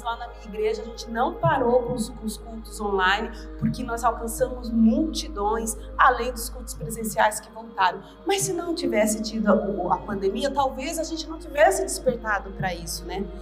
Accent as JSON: {"language": "Portuguese", "town": "Recife", "region": "Pernambuco", "country": "Brazil", "moved": "yes", "said": "eu vim da favela de Recife. Eu saí dessa cidade, eu não tinha nem um segundo grau."}